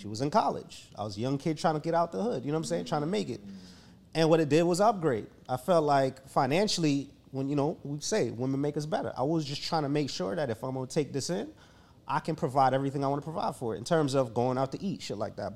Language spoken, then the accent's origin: English; Jamaica; I was raised in Jamaica